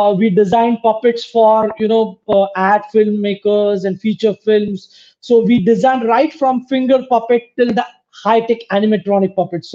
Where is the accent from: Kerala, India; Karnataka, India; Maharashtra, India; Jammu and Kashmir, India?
Maharashtra, India; first language Marathi; English is a second language